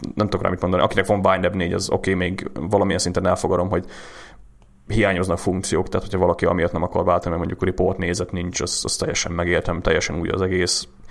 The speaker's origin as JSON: {"language": "Hungarian", "country": "Hungary", "said": "magyarok vagyunk"}